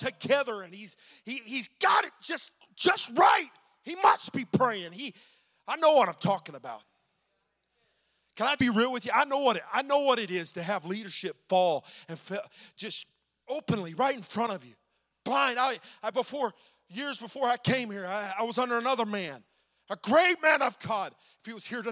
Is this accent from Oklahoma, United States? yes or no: yes; Oklahoma, United States; I'm from Oklahoma